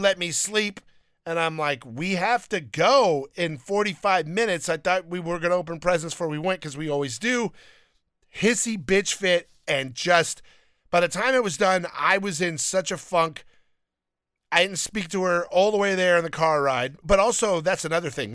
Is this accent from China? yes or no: no; Downey, California, United States; I grew up in Downey